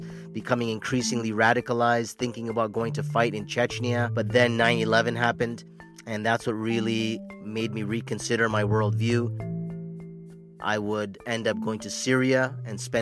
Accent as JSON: {"language": "English", "town": "Toronto", "region": "Ontario", "country": "Canada", "tie": "born or raised there", "said": "I'm born and raised in Toronto, Canada, from Indian parents"}